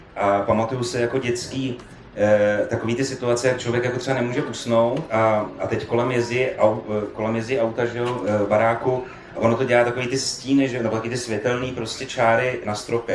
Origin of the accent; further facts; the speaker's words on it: Prague, Czechia; já jako Pražák vidím v té Praze jako v přímém přenosu